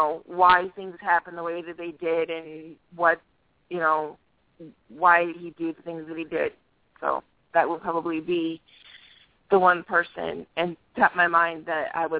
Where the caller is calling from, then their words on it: New Hampshire, United States; from New Hampshire.